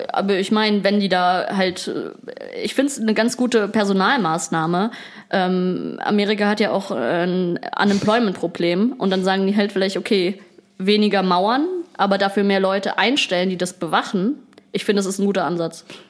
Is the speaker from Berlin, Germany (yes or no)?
yes; Berlin, Germany; wir kommen, wir kommen aus Berlin